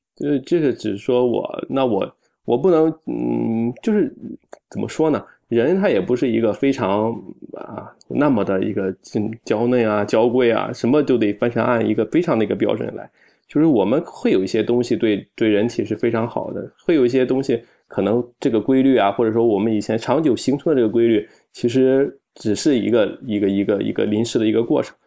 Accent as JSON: {"language": "Chinese", "region": "Shandong", "country": "China", "said": "我们山东人吃的，这个平均来说，比起其他那个省份来说是比较高的"}